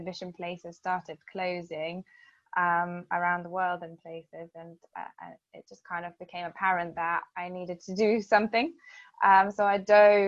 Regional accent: Lithuania; moved away as an adult; now in United Kingdom; I'm originally from Lithuania, and I've lived in the UK for over 20 years now.

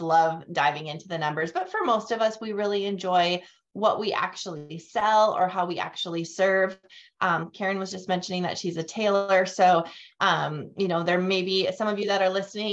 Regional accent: North Dakota, United States; moved away as an adult; also born or lived in Fargo, North Dakota / Grand Forks, North Dakota; now in Tennessee, United States; born and raised in North Dakota. I now live in Tennessee and we moved here about a year and a half ago, but otherwise I've spent my entire life in North Dakota, in both Fargo and Grand Forks

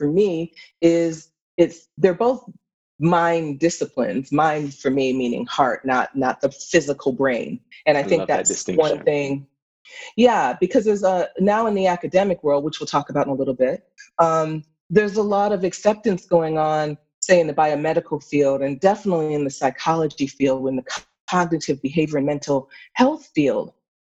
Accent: Pittsfield, Massachusetts, United States; I grew up in Pittsfield, Massachusetts

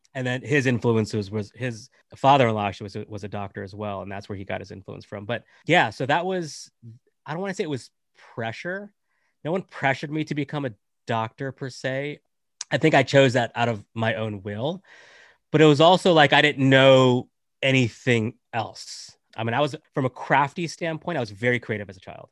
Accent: United States; also born or lived in Canada; I'm, I'm born in Canada, raised in, uh, in America, from, uh, Indian nationality

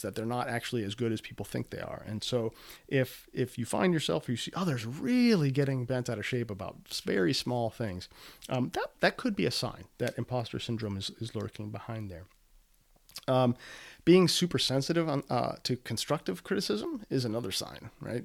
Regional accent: Midwest, United States; I'm from the Midwest

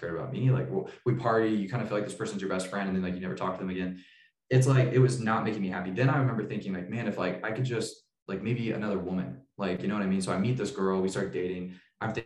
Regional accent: Tulsa, Oklahoma, United States; moved away; also born or lived in Boise, Idaho; I moved from Boise back to Tulsa, Oklahoma, where I was born, to help start this church

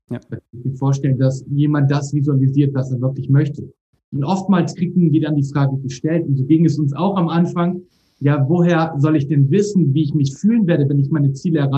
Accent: North Germany, Germany; Unser Motto ist immer, wir kommen aus Norddeutschland und man sagt es so die norddeutsche Bescheidenheit.

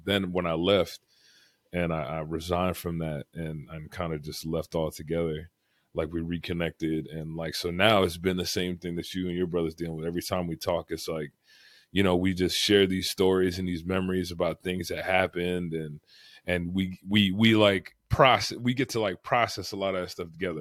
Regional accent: Fort Lauderdale, Florida, United States; I grew up in Broward, like, Fort Lauderdale area

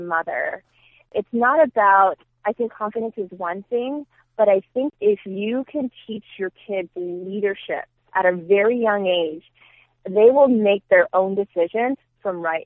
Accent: Union City, California, United States; moved away as an adult; now in Phoenix, United States; all I knew was Union City. I went to school there, preschool, elementary, middle school, high school

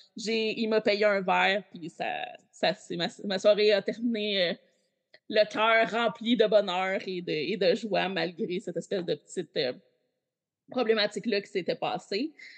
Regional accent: Quebec, Canada; je viens du Québec

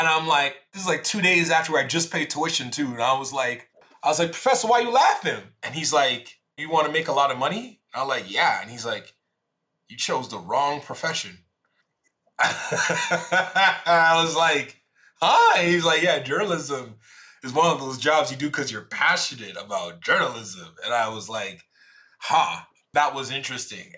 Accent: Jamaica; I'm Jamaican

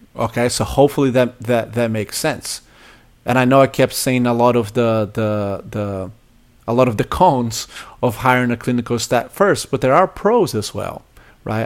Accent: Brazil; now in United States; I grew up in Brazil

